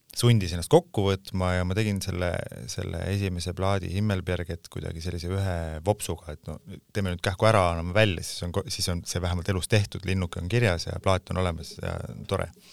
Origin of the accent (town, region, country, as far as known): Pärnu, Pärnu County, Estonia; born or raised there; moved away; also born or lived in Tallinn / Sweden